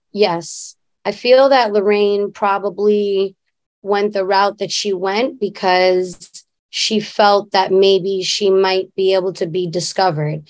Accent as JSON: {"language": "English", "town": "New York City", "region": "New York", "country": "United States", "tie": "born or raised there", "said": "we grew up in Queensbridge"}